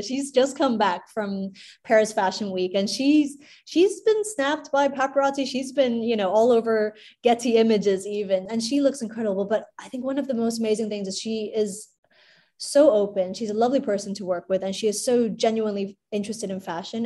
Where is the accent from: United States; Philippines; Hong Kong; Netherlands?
Hong Kong; I was born and raised in Hong Kong